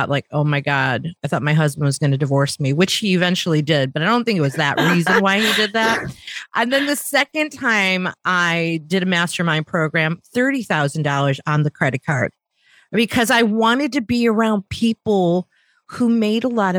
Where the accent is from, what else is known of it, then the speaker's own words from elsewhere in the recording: Chicago, Illinois, United States; We're both from the Midwest in the U.S. And right, you're from the Cleveland area. I'm from the Chicago area.